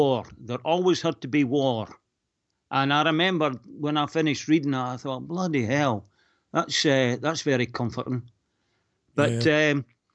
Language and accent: English; Falkirk, Scotland, United Kingdom; also born or lived in Lurgan, Northern Ireland; I was obviously Scottish, they wanted to know, was I a Rangers fan or a Celtic fan?